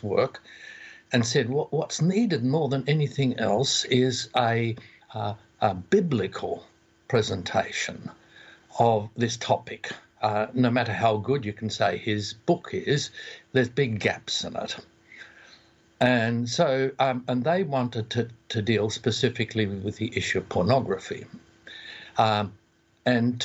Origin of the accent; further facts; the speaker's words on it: Australia; accent: Aussie; my Aussie lingo